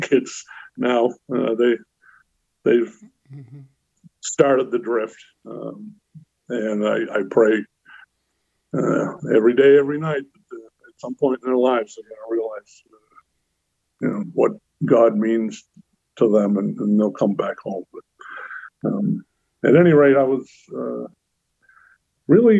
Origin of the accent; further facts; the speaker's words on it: North Shore, born in Lynn, Massachusetts, United States; I was born in Lynn, like I mentioned. I was baptized in St. Luke's Methodist Church there in Lynn. And very shortly after my birth, my parents bought some land and built a house in a small town up on the North Shore